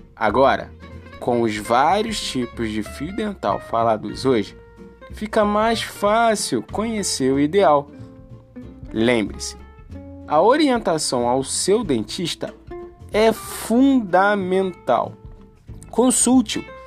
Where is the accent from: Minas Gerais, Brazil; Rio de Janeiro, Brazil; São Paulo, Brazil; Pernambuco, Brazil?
Rio de Janeiro, Brazil; Eu sou nascido e criado aqui, no Morro do Salgueiro